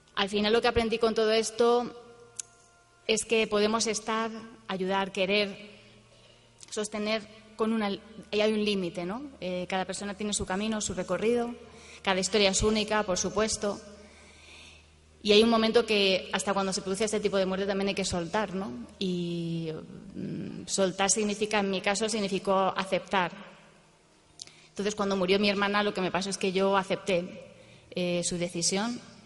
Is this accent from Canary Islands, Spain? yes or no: no; Madrid, Community of Madrid, Spain; yo soy de Madrid, vivo en Madrid